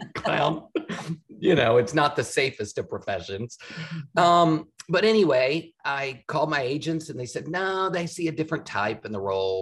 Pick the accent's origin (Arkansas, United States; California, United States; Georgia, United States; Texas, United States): Texas, United States; outside of Houston; moved away; I'm from Texas, yeah. Uh, Houston, outside of Houston. And my family was a rodeo family. My dad was a calf oh, roper. My parents met in the rodeo club. And I spent my childhood doing rodeos